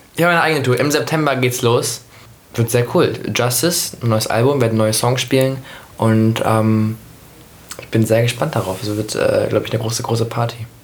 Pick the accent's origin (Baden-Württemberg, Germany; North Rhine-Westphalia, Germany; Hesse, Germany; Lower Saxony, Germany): Lower Saxony, Germany; Hanover; Hannover geboren und dann auf dem Land aufgewachsen, also dann neben Hannover aufgewachsen